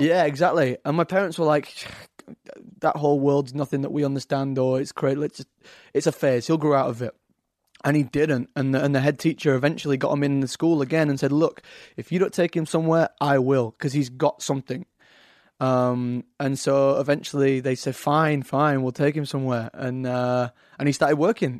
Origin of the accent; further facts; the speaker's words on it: Leeds, Yorkshire and the Humber, United Kingdom; accent: Yorkshire; now in London, United Kingdom; I've got a Yorkshire accent, Leeds, uh, up in the north.